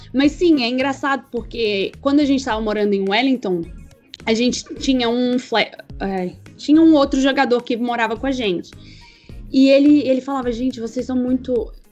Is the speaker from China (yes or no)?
no; Coimbra, Centro, Portugal; moved away as an adult; also born or lived in Patos de Minas, Minas Gerais, Brazil / Lisbon, Portugal; now in New Zealand; quando as pessoas me perguntam de onde eu sou, primeira palavra que vem é Portugal, não é? Porque foi onde eu cresci, foi onde eu aprendi tudo.